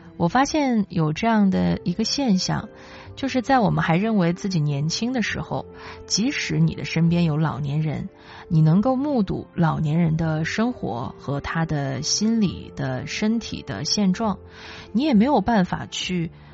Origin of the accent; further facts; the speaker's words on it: Chifeng, Inner Mongolia, China; now in Beijing, China; 从小就在中国的东北部长大，所以对于冬天时候下雪，其实我个人是有执念的